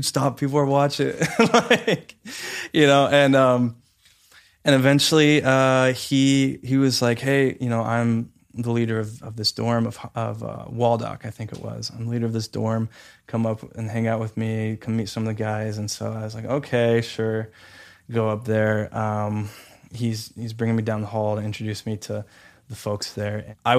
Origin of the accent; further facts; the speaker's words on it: Santa Clarita, California, United States; So I was moving from Santa Clarita down to Los Angeles and the downtown area. And I was moving there by myself, leaving my parents